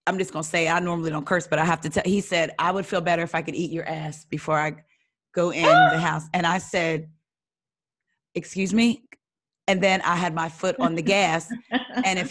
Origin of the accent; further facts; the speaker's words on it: New Jersey, United States; my profile said I was from Jersey